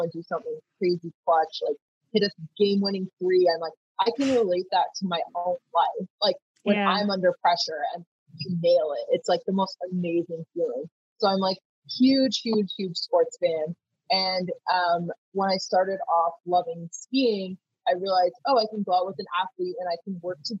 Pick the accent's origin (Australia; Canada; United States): Canada; Vancouver, British Columbia; I started off growing up in Vancouver, was in the outdoors a lot